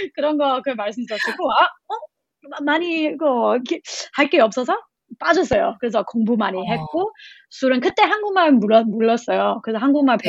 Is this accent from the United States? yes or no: no; Australia; Korean is a second language; now in South Korea; 저희 호주 사람이니까